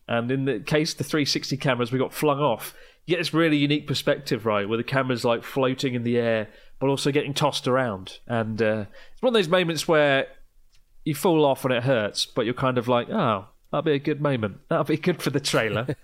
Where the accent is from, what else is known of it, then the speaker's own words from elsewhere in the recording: Kent, South East England, United Kingdom; I'm from Kent